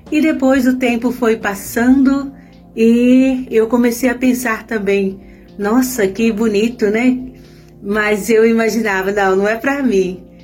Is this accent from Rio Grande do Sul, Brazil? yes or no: no; Minas Gerais, Brazil; moved away; sou natural de Minas.